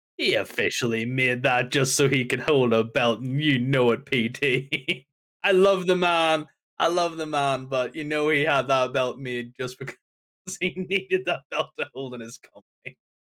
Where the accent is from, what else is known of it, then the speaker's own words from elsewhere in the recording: Northern Ireland, United Kingdom; I am from Northern Ireland, and my country does not like snow